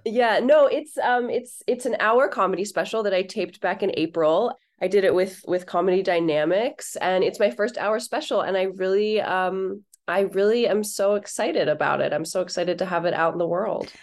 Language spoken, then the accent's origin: English; Ohio, United States; moved away as an adult; I went there right from growing up in Ohio